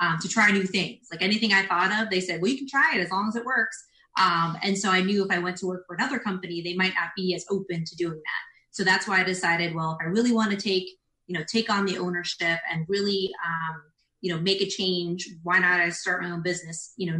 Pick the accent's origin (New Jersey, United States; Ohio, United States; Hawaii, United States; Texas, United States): New Jersey, United States; South Brunswick; moved away as an adult; also born or lived in Lakeland, Florida; now in Orlando, United States; I am from New Jersey. So I grew up in South Brunswick, New Jersey, which is right outside of Princeton. And I lived there until I was 18